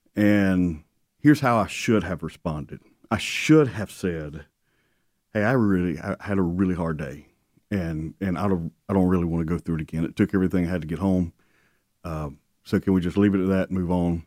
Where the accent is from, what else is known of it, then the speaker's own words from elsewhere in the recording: South Alabama, United States; born and raised in South Alabama